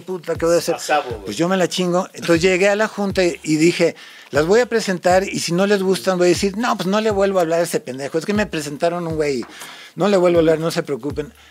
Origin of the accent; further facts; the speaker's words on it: San Luis Río Colorado, Sonora, Mexico; Spanish is a second language; also born or lived in United States; como vivía allá, nunca estudié en México hice mi primaria, mi secundaria y universidad en Estados Unidos, entonces nunca aprendí español